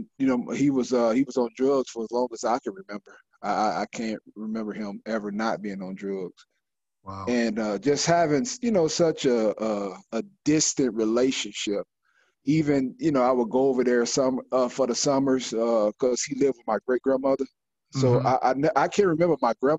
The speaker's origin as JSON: {"language": "English", "town": "Chicago", "region": "Illinois", "country": "United States", "tie": "born or raised there", "said": "as a teenage boy, you know, growing up in Chicago"}